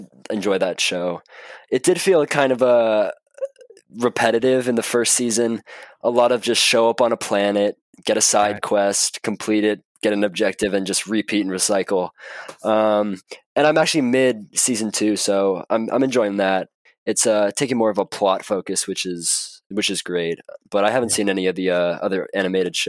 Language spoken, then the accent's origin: English; Marin, California, United States; I was born up in Marin